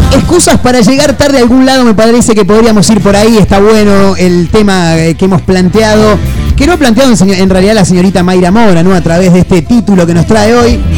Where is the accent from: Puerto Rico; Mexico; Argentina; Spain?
Argentina; somos Argentina